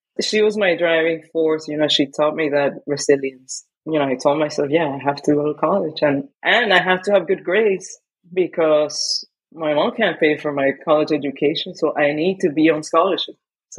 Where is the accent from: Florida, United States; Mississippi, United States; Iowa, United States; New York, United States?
Florida, United States; Miami; I grew up in Miami. I did my undergrad there.